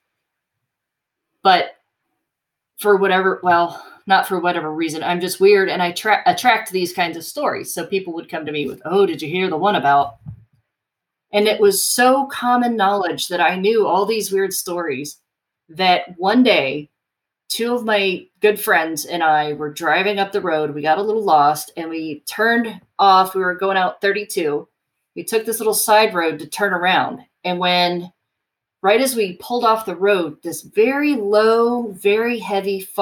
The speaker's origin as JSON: {"language": "English", "town": "Cincinnati", "region": "Ohio", "country": "United States", "tie": "born or raised there", "also_born_or_lived": "Athens, Ohio", "moved": "as an adult", "said": "I grew up in the Cincinnati area"}